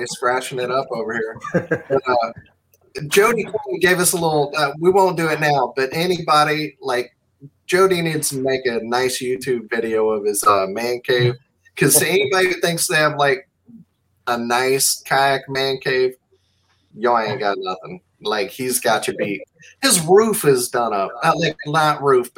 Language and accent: English; Mississippi, United States; I'm from Mississippi.